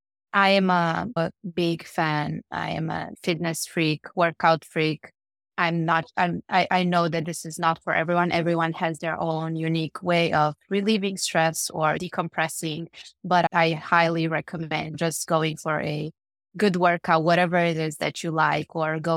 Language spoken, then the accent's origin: English; Cluj-Napoca, Cluj County, Romania; born there; So I was born in Romania, in Cluj-Napoca, which is a city. Actually, it's the second largest city in Romania. It's in Transylvania.